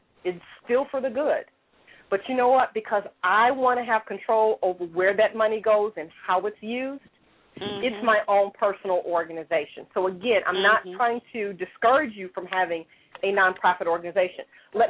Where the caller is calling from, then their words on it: Louisville, Kentucky, United States; I'm calling from Louisville, Kentucky.